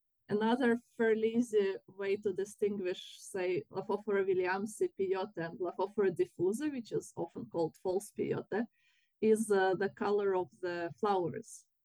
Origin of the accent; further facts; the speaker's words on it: Russia; now in United Kingdom; I'm from Russia.